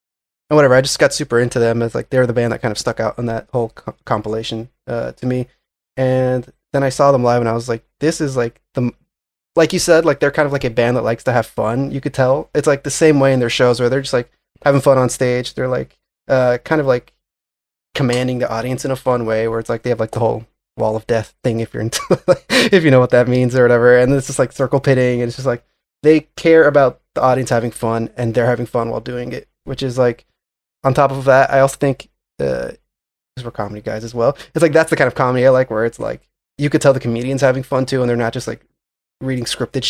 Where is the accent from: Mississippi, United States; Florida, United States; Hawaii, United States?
Florida, United States; now in New York, United States; South Florida.